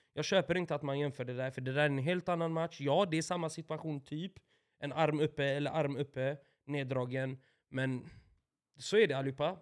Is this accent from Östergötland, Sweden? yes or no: yes; Åby, Östergötland, Sweden; Nyår hemma i Åby med mina föräldrar och deras vänner och deras barn naturligtvis då, de jag växte upp med, barndomsvänner